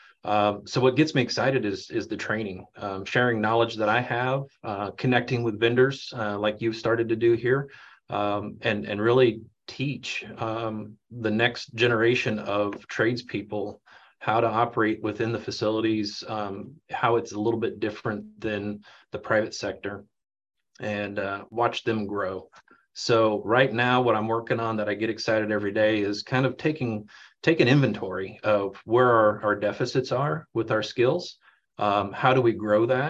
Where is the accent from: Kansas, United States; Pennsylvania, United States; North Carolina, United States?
Kansas, United States; Leavenworth; I'm a born and raised in Leavenworth, went to school in the district that I work